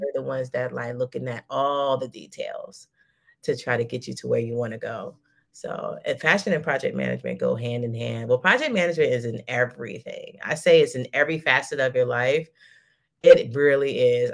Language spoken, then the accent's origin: English; United States; moved away; also born or lived in Dubai; I'm like a hundred thousand percent American